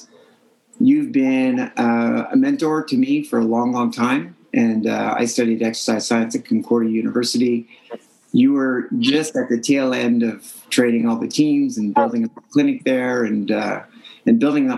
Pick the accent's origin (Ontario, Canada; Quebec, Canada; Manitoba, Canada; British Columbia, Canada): Quebec, Canada; Montreal; I grew up in Montreal